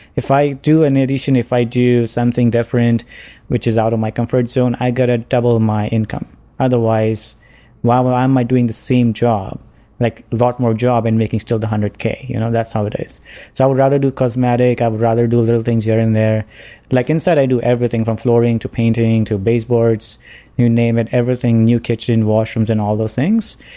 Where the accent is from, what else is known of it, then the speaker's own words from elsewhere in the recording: India; moved away as an adult; now in Ontario, Canada; I'm from India